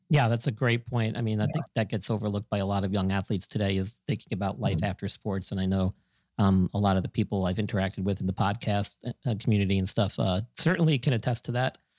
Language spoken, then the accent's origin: English; Northeast, United States; I grew up in the Northeast